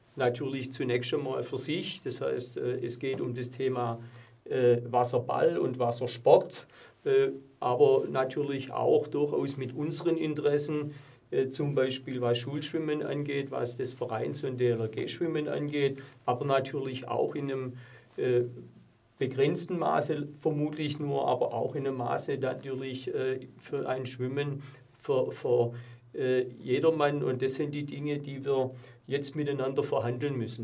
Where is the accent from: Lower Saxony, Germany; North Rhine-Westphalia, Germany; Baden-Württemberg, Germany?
Baden-Württemberg, Germany; Plochingen; meine Heimatstadt, äh, der ich äh, zutiefst verbunden bin